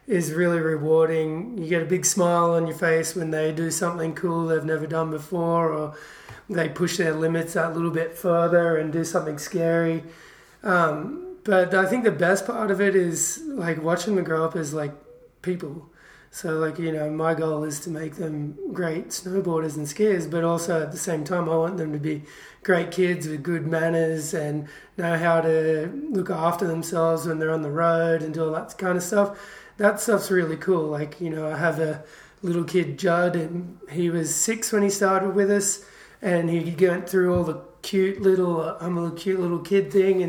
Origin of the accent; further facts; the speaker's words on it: Killarney Vale, New South Wales, Australia; moved away as an adult; now in Mammoth Lakes, United States; I'm from Australia, a little coastal town called Killarney Vale, between Sydney and Newcastle